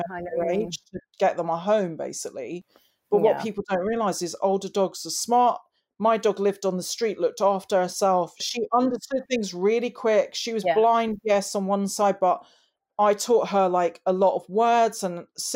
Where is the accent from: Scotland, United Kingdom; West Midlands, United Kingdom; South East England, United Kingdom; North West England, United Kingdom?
Scotland, United Kingdom; Glenshee, Highlands of; moved away; also born or lived in St Albans, England; I grew up in the Highlands of Scotland